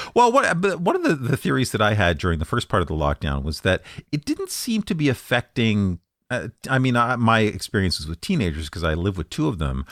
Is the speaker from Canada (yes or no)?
yes; Canada; I'm Canadian